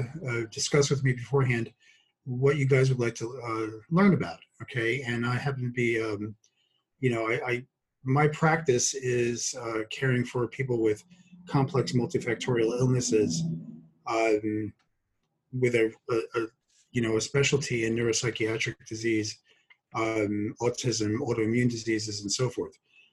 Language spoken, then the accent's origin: English; Brooklyn, New York, United States; accent: Brooklyn; So when I talked about that I'm from Brooklyn, this is actually what I sound like.